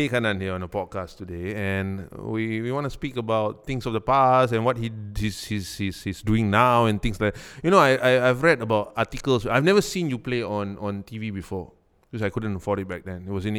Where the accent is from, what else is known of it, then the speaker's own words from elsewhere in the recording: Singapore; I was from Membrane, man.